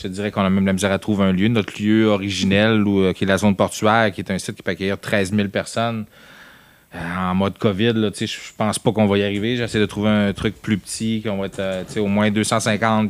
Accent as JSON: {"language": "French", "town": "Saguenay", "region": "Quebec", "country": "Canada", "moved": "yes", "said": "on vient tous du Saguenay, on va souvent là, c'était chez nous."}